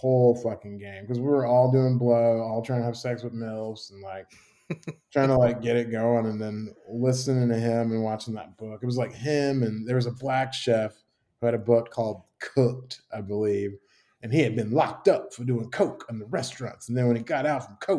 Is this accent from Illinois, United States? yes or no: yes; Chicago, Illinois, United States; also born or lived in Tuscaloosa, Alabama / San Francisco; now in Birmingham, United States; I'm from Chicago